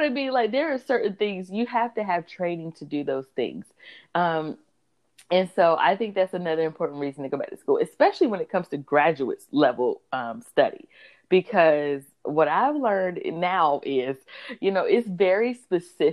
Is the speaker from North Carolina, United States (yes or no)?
yes; North Carolina, United States; I am from North Carolina.